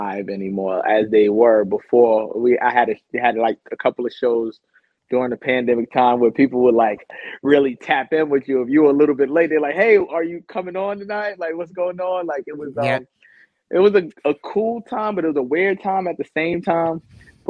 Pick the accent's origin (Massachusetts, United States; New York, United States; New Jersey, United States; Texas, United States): New York, United States; New York City; we're both from Queens